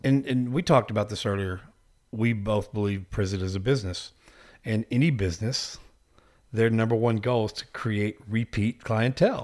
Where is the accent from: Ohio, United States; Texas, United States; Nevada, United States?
Texas, United States; I'm from Texas